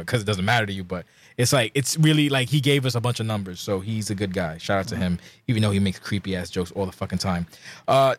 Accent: New York, United States; I'm from New York

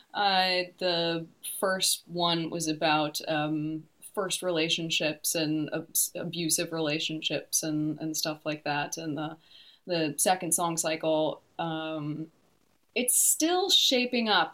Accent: Detroit, Michigan, United States; moved away as an adult; now in New Zealand; I'm originally from the Detroit area

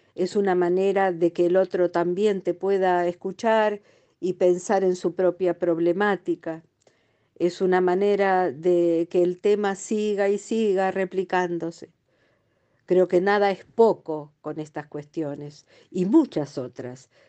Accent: Lanús, Buenos Aires Province, Argentina; Me crié en Lanús

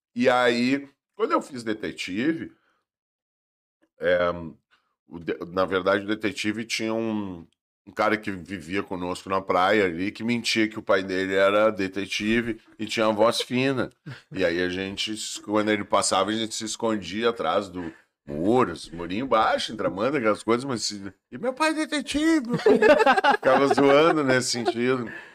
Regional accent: Tramandaí, Rio Grande do Sul, Brazil; como a gente é de Tramanda

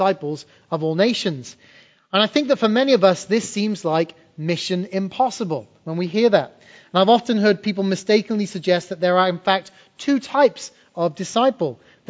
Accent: England, United Kingdom; moved away; When I was a kid growing up in England in the 80s

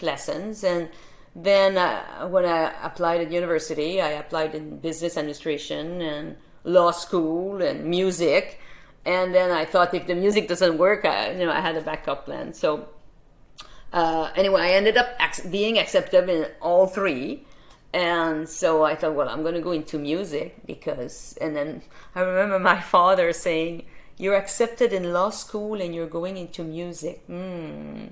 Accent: Saint-Césaire, Quebec, Canada; my hometown of Saint-Césaire in Quebec. That's on the south shore of Montreal

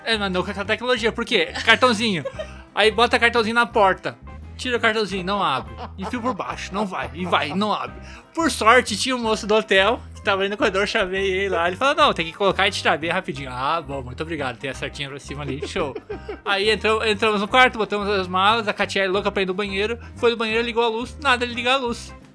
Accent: Venâncio Aires, Rio Grande do Sul, Brazil; eu sou, eu sou do interior do Rio Grande do Sul, Venâncio Aires

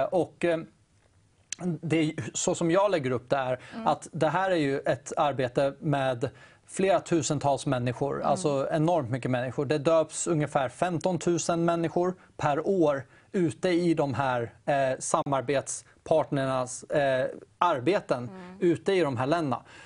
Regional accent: Täby, Stockholm County, Sweden; jag kommer från Täby. Det är en mm. väldigt rik kommun egentligen.

